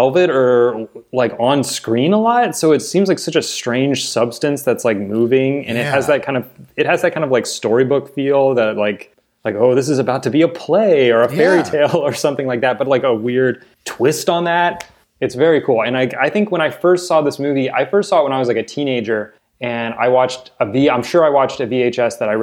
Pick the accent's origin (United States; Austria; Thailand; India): United States; the South; also born or lived in North Carolina; I'm from the South.